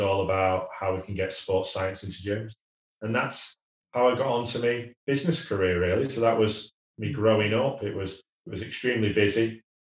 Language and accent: English; Wigan, North West England, United Kingdom; I'm a working class lad. I was born in Wigan